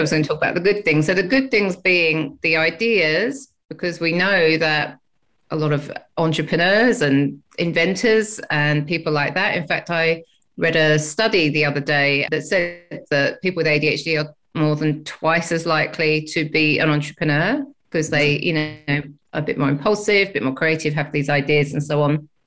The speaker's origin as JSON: {"language": "English", "region": "England", "country": "United Kingdom", "moved": "yes", "lives_now": "Australia", "said": "as you can tell by my accent, I'm from England"}